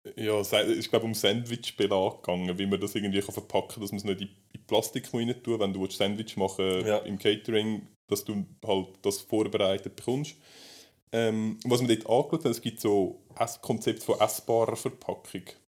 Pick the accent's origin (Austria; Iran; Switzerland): Switzerland; bei uns in der Schweiz